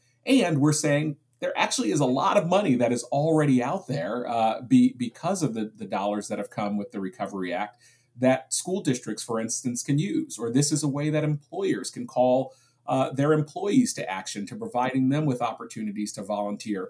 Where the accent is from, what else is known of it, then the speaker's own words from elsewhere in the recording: Springfield, Massachusetts, United States; I was just recently in my hometown of Springfield, Massachusetts, and I was visiting the Boys and Girls Club where I grew up